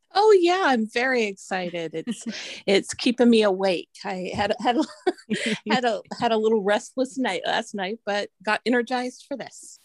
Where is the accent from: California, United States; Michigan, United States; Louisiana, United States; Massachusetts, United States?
California, United States; Santa Rosa; I live in Sonoma County in Santa Rosa